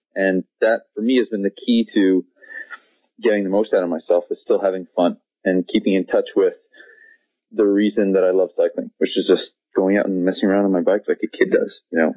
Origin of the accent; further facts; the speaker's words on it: Montreal, Quebec, Canada; I grew up in Montreal in Canada